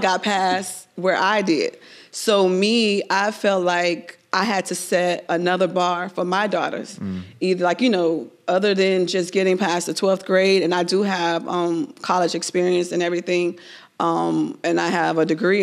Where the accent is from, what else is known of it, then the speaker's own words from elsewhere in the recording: Miami, Florida, United States; I was born and raised in Miami.